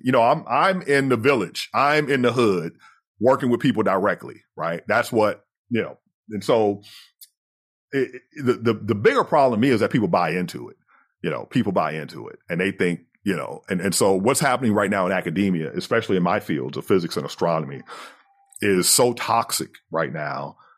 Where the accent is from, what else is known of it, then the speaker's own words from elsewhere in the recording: United States; growing up as the American version of poor, the American version of undereducated